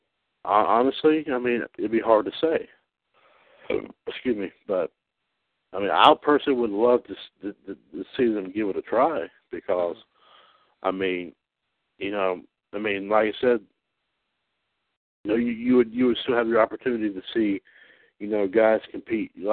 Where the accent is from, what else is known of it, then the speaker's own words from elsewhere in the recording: Trinity, North Carolina, United States; my hometown here, Trinity, North Carolina